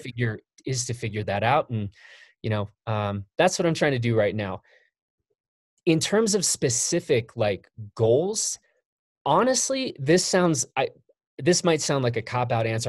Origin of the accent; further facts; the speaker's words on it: Chicago, Illinois, United States; I grew up in Chicago